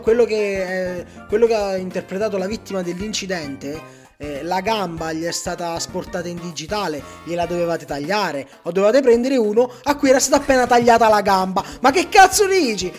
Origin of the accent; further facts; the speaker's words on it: Cuneo, Piedmont, Italy; io per dire sono di Cuneo